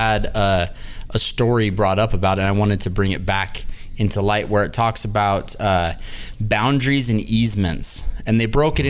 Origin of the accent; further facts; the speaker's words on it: Las Vegas, Nevada, United States; now in Utah, United States; I'm from Vegas